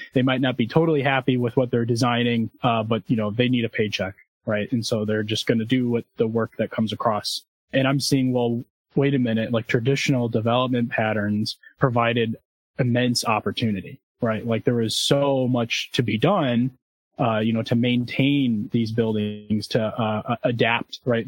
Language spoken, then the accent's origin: English; Zion, Illinois, United States; my hometown of Zion